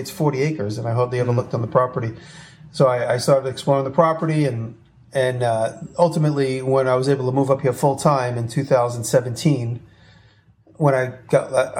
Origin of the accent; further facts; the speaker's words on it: New York, United States; moved away as an adult; me being a New Yorker